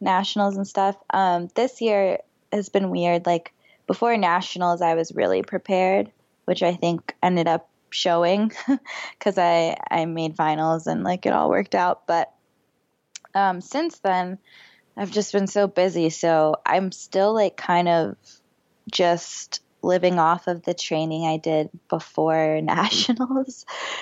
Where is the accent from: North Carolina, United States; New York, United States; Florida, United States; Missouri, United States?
Florida, United States; I grew up in Florida.